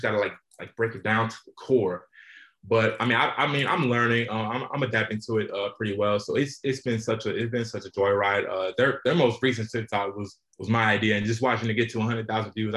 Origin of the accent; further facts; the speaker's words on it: Charlotte, North Carolina, United States; I'm from Charlotte, North Carolina.